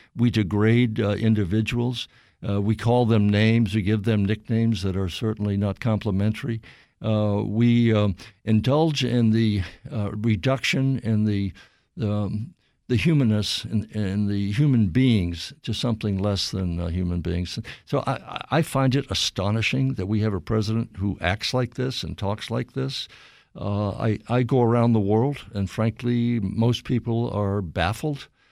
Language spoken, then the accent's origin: English; Bangor, Maine, United States; moved away; where I grew up in Bangor